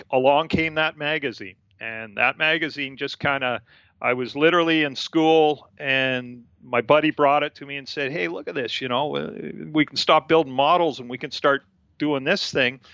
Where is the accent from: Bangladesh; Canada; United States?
Canada; also born or lived in Abbotsford, British Columbia; I'm a Canadian. I live on the West Coast, and that's my home